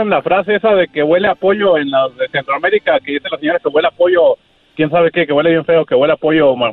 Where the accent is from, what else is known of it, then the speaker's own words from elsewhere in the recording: Ciudad Juárez, Chihuahua, Mexico; now in Chicago, United States; De Ciudad Juárez, Chihuahua.